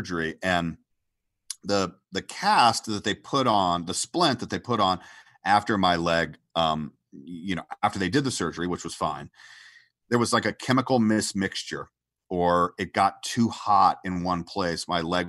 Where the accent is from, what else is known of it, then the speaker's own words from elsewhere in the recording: Atlanta, Georgia, United States; moved away as an adult; I came from Atlanta, Georgia. I was born in Atlanta, Georgia